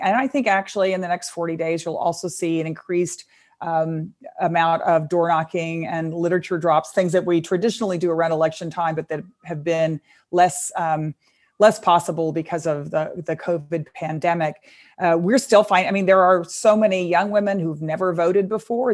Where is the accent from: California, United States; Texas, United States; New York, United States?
Texas, United States; my home state of Texas